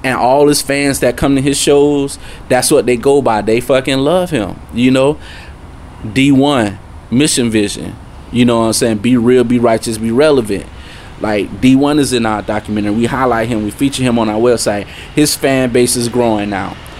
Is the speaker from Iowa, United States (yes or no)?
no; Tallahassee, Florida, United States; moved away; I'm from Tallahassee, Florida